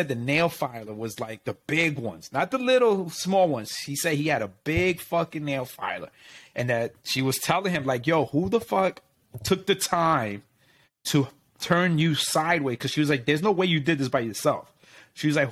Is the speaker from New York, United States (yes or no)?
yes; New York, United States; my parents are from Puerto Rico, but you know, I grew up in New York